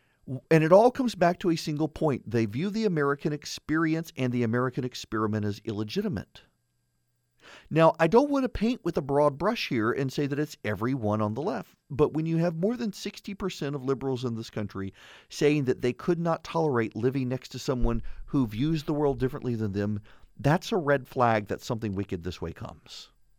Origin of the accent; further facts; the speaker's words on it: Dubai, United Arab Emirates; now in United States; I've got a UNESCO cookbook from when I was a kid. It was a big thing growing up in Dubai.